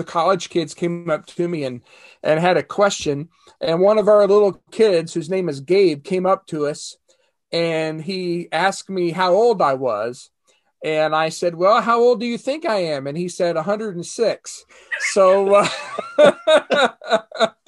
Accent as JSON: {"language": "English", "town": "Winchester", "region": "Kentucky", "country": "United States", "tie": "born or raised there", "also_born_or_lived": "Portage, Indiana / Elgin, Illinois / Nashville, Tennessee / Florida", "moved": "as an adult", "said": "I was born in Winchester, Kentucky. And lived there all of my growing up years."}